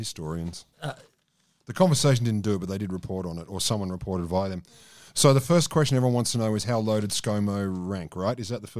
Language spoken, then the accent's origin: English; Canberra, Australian Capital Territory, Australia; also born or lived in Deakin; I was born and raised in Curtin. I went to high school in Deakin